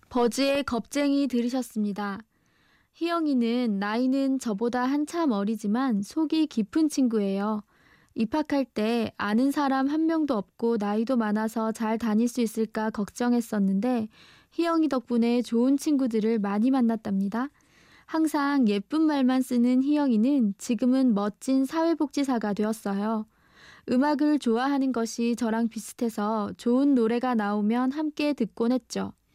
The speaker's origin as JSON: {"language": "Korean", "region": "Busan", "country": "South Korea", "tie": "born or raised there", "said": "제가 태어난 동네는 부산의 우암동이라는 곳이에요"}